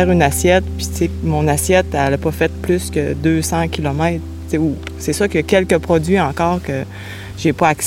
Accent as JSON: {"language": "French", "town": "Quebec City", "region": "Quebec", "country": "Canada", "tie": "born or raised there", "moved": "as an adult", "lives_now": "Matapédia, Canada", "said": "je suis originaire de la ville de Québec. Je suis atterri en Gaspésie il y 17 ans. Donc, j'ai choisi Matapédia et Matapédia m'a choisi."}